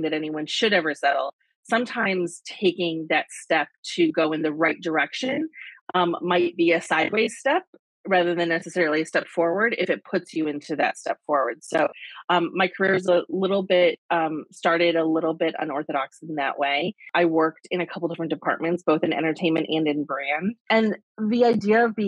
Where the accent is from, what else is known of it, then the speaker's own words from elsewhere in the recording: Michigan, United States; moved away as an adult; also born or lived in New York; I grew up in Michigan, moved to New York right after college